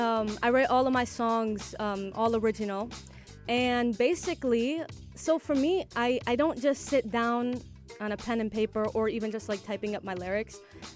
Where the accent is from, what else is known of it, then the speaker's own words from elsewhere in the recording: Ohio, United States; first language English; Growing up in America, in Ohio. Obviously, like, my parents speak Arabic around the house and I can understand them, but for me, speaking it is not the best.